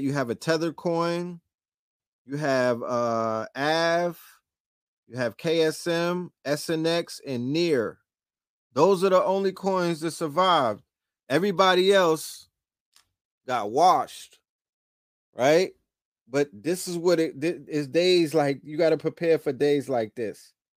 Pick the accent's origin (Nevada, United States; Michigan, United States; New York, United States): New York, United States; New York City; also born or lived in Harlem; I'm from Brooklyn, but I, I cut my teeth in Harlem